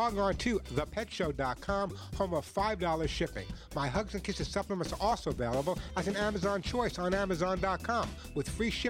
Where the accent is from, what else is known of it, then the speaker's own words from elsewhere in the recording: New York, United States; as a New Yorker